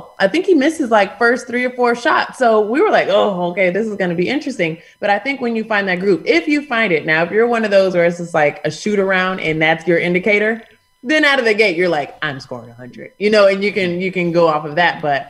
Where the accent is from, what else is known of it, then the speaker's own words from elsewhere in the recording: the South, United States; moved away; I grew up in the South